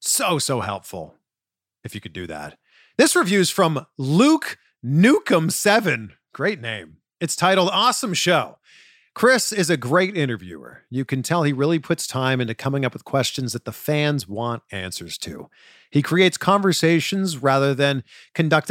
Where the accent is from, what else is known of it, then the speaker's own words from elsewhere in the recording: Canada; I'm originally from Canada.